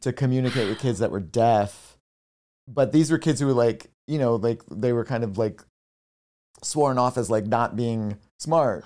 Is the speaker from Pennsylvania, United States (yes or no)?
yes; Nazareth, Pennsylvania, United States; also born or lived in Bethlehem, Pennsylvania; I was born in Bethlehem and raised in Nazareth, Pennsylvania